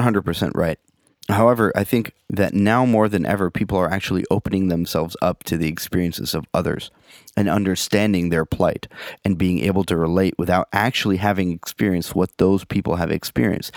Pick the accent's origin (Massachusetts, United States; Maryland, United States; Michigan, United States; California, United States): California, United States; San Francisco; I grew up in San Francisco.